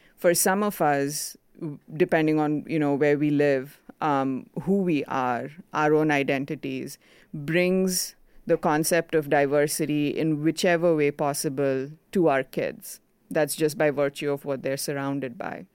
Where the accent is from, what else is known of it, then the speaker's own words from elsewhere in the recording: India; first language Konkani; English is a second language; moved away; I grew up in India, which is a much more conservative society